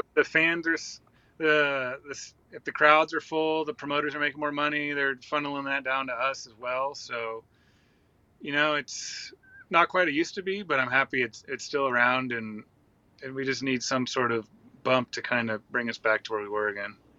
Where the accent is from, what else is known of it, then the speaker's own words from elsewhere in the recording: Santa Cruz, California, United States; I grew up in like Santa Cruz, between Santa Cruz, California, and Monterey